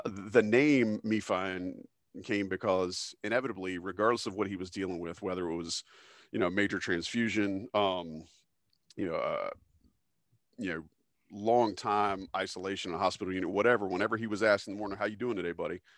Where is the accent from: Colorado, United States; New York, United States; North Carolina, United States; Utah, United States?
North Carolina, United States; Fayetteville; I came from Fayetteville, North Carolina, which is very much like Southern, um, medium-sized